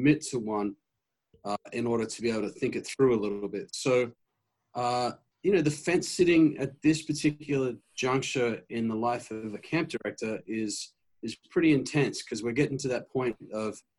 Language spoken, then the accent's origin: English; Australia; moved away as an adult; now in Michigan, United States; You'll hear in my voice a hint of an accent. I come from Australia originally.